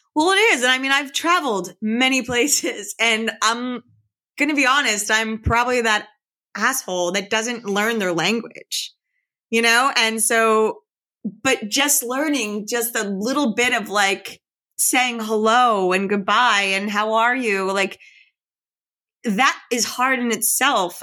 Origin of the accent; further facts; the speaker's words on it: Philadelphia, Pennsylvania, United States; I was born in Chestnut Hill. I grew up in Chestnut Hill. I lived in Chestnut Hill till I was about ten years old, and I lived around this area